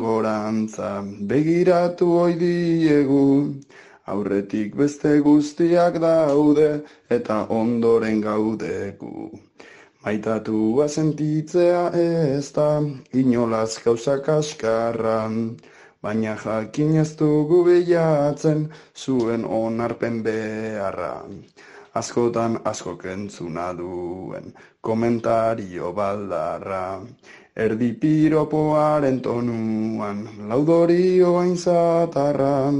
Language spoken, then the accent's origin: Basque; Basque Country, Spain; moved away; also born or lived in Biscay / Gipuzkoa; jaio nintzen ara bandagoen oazi txiki batean